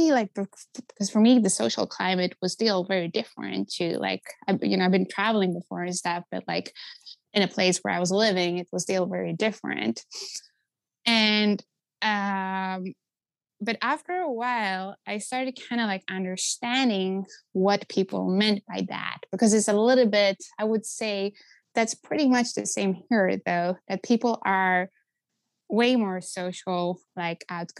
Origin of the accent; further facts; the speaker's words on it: Stockholm, Stockholm County, Sweden; moved away as an adult; now in Seattle, United States; I'm born and raised in Stockholm, the capital city of Sweden.